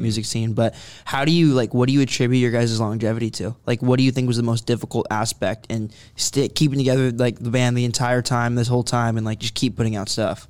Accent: Concord, California, United States; I grew up in Concord

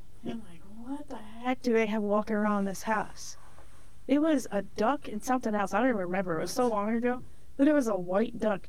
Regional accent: Lake Erie area, 45 minutes west of Cleveland, Ohio, United States; I'm from Lake Erie.

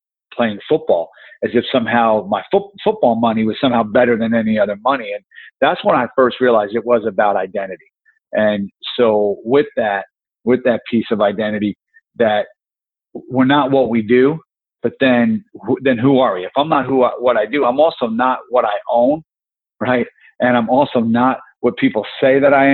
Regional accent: New Jersey, United States; I grew up in New Jersey

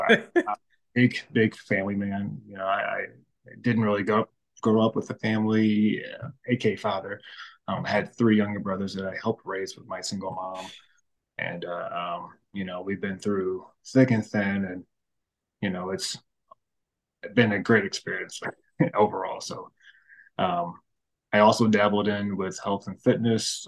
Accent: St. Louis, Missouri, United States; born and raised in St. Louis

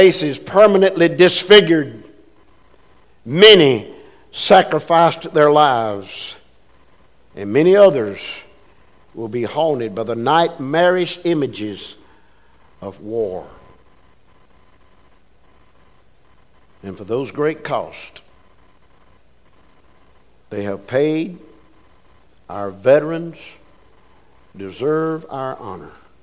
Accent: United States; I was born in America. I could have been born overseas, but I was born in America

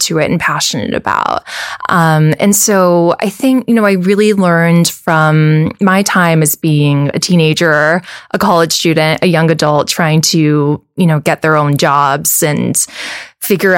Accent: Wahiawa, Hawaii, United States; moved away as an adult; also born or lived in New York; I was born and raised on the North Shore in Wahiwa

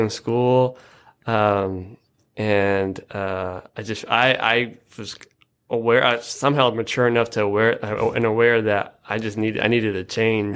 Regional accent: Yakima, Washington, United States; I was born and raised on the, uh, east side of Yakima, which I'm, I'm proud of as well.

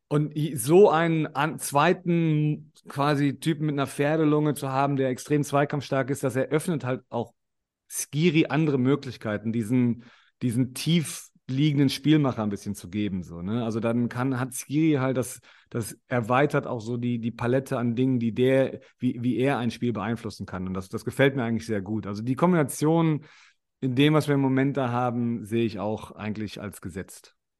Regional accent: Germany; moved away; also born or lived in Australia; als Deutsche

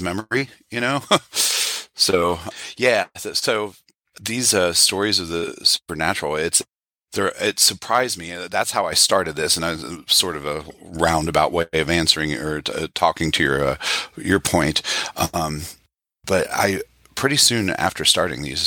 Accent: West Virginia, United States; Growing up in West Virginia

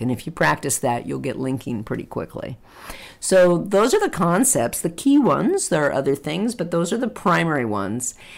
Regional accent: United States; As American English speakers

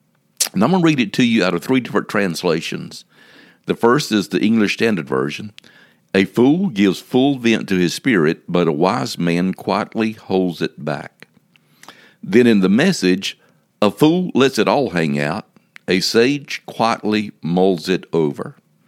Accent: South Carolina, United States; Now, growing up in the Sand Hills of South Carolina, there was an old saying that I'm familiar

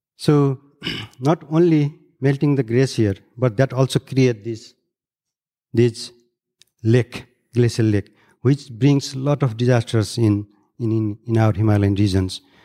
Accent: Nepal; I'm from Third Pole and, uh, grew up in the bed of Everest, drinking very high quality water

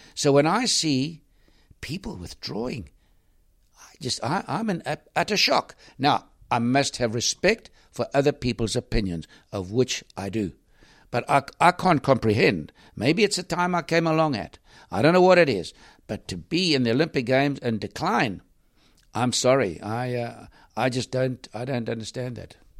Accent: South Africa; I was from South Africa

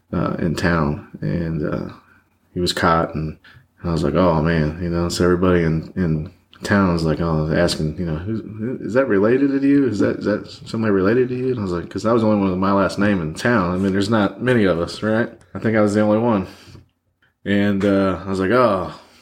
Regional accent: Michigan, United States; born there; I was born in Michigan, but my mom, for 2 years, I guess, stuck it out and then grabbed me and brought me back to my grandparents.

